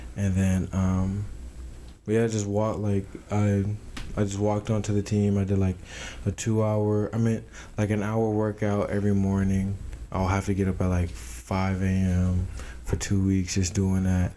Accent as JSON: {"language": "English", "town": "Tucson", "region": "Arizona", "country": "United States", "tie": "born or raised there", "also_born_or_lived": "Tennessee / Philippi, West Virginia", "moved": "as an adult", "said": "I'm from Tucson, Arizona. Um, I was born in Tennessee but moved to Tucson"}